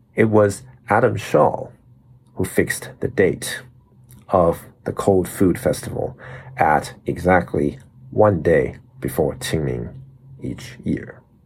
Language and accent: English; Taiwan; we all had to learn as kids growing up in Taiwan